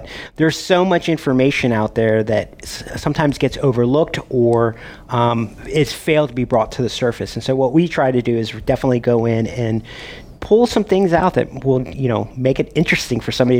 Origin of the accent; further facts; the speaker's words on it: Maryland, United States; moved away; also born or lived in Colorado; I grew up in Maryland. I spent some time, you know, obviously in Virginia during the summers and all that kind of stuff.